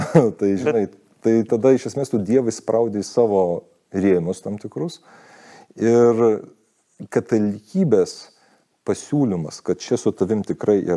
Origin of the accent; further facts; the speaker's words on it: Lithuania; also born or lived in United States; kaip lietuvis